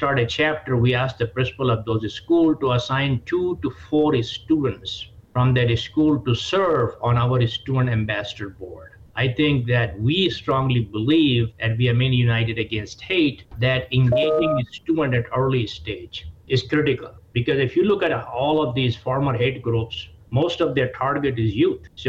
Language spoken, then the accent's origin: English; India; moved away as an adult; now in United States; Look, I came from India 40 years ago and I gave up my Indian citizenship 25 years ago based on what this country offers.